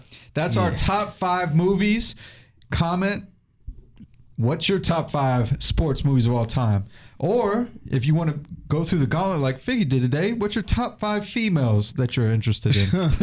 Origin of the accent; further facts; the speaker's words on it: Texas, United States; I'm from Texas.